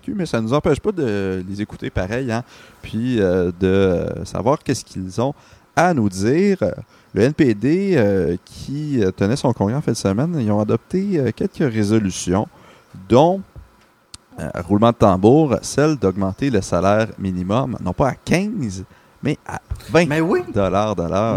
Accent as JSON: {"language": "French", "town": "Montreal", "region": "Quebec", "country": "Canada", "said": "en tant que Montréalais"}